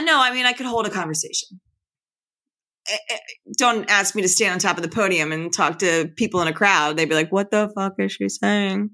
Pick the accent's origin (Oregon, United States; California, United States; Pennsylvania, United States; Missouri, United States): Pennsylvania, United States; Philadelphia; I was born in Chestnut Hill. I grew up in Chestnut Hill. I lived in Chestnut Hill till I was about ten years old, and I lived around this area